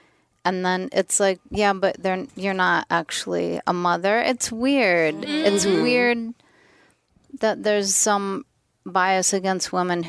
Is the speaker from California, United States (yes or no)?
yes; Torrance, California, United States; moved away as an adult; now in Austin, United States; I grew up in Torrance, which is out here.